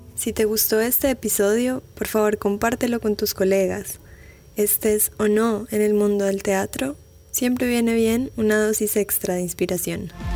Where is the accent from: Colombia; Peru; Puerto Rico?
Colombia; Medellín, Antioquia; moved away as an adult; now in Buenos Aires, Argentina; estando ya casi seis años fuera de Colombia, como que seguía presente en Medellín